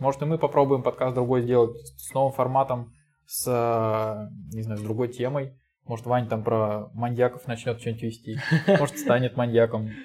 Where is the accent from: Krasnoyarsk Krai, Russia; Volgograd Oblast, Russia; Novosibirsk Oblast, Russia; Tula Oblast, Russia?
Volgograd Oblast, Russia; Volgograd; я из Волгограда